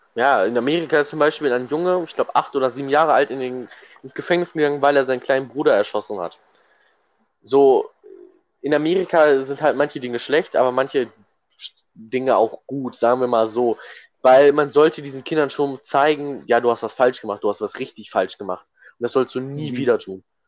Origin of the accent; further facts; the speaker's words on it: Germany; weil wir Deutsche sind